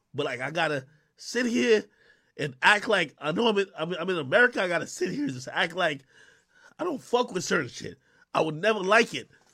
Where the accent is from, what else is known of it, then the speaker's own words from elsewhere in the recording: Spanish Town, Saint Catherine, Jamaica; now in United States; I was born in Spanish Town Hospital in Jamaica